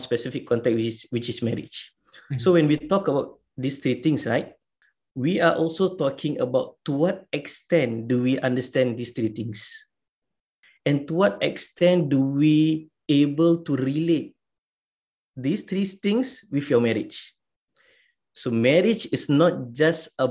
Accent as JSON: {"language": "English", "country": "Singapore", "said": "in our context as a Singaporean"}